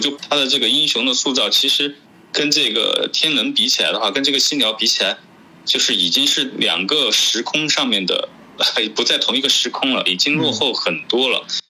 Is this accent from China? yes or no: yes; China; 我是中国人